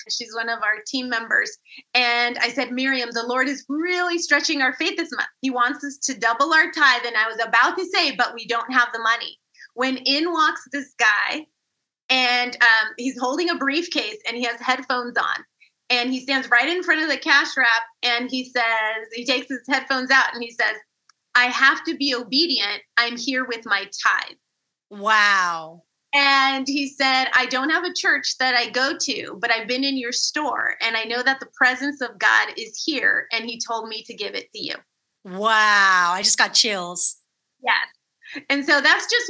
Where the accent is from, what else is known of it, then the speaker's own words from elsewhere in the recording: California, United States; So, we are both from California